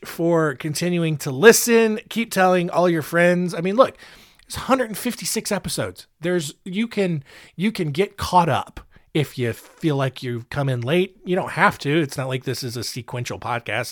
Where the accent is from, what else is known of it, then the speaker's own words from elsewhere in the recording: North Carolina, United States; North Carolina, uh, my home state, the state where this show is produced